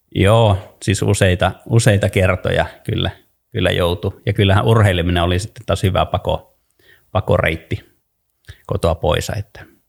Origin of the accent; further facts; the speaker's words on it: Kainuu, Finland; on syntynyt Kainuussa ää, äh, maalla ja tottunut, tottunut ja elänyt nuoruuteni maalla